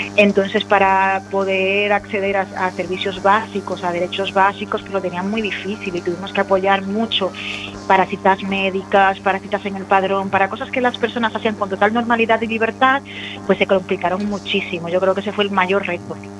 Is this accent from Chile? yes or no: no; Dominican Republic; moved away as an adult; now in A Coruña, Spain; Yo soy una persona migrante, yo soy dominicana, llevo en, en A Coruña 15 años